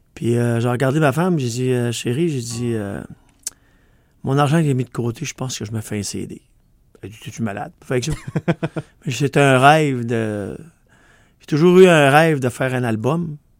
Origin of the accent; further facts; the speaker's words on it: Quebec, Canada; accent: Québec; On a une langue qui est unique au monde, parce qu'on a de l'anglais avec nous autres, puis du français, mais avec notre accent du Québec